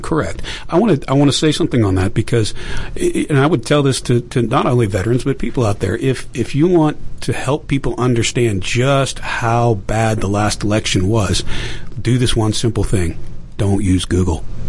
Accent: Pittsburgh, Pennsylvania, United States; I grew up in Pittsburgh

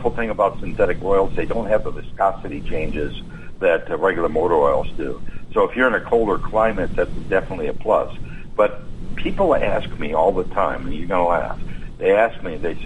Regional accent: Wisconsin, United States; moved away; I'm from Wisconsin originally

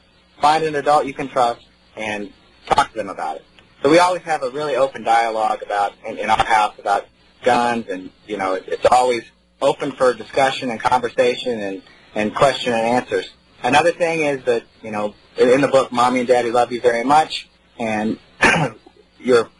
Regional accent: Missouri, United States; now in North Carolina, United States; I grew up in Missouri.

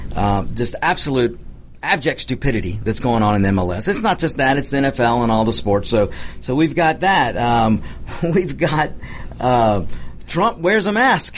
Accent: United States; we're Americans

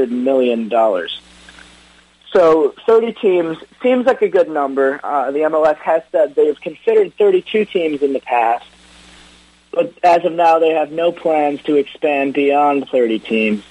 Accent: Detroit, Michigan, United States; born or raised there

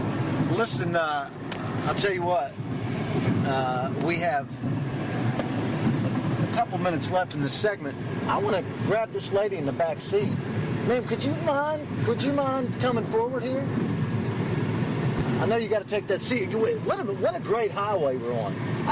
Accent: Clarksburg, West Virginia, United States; But I remember back in my hometown in Clarksburg

